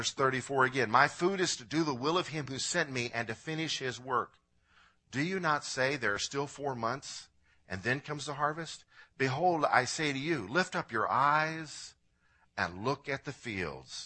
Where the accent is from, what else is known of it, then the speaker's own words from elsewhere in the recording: Illinois, United States; I'm from Illinois